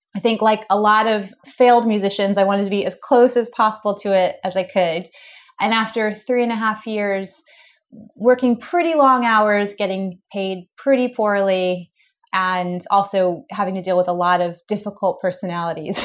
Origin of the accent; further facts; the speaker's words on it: United States; Being an American